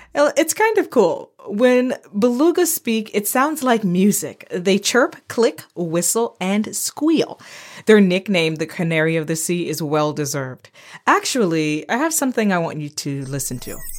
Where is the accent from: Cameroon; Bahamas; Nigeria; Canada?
Bahamas; moved away; also born or lived in Florida, United States; Growing up in the Bahamas and in Florida